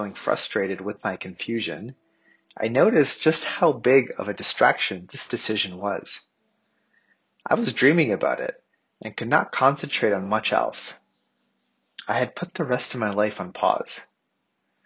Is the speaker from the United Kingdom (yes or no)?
no; Canada; I grew up in Canada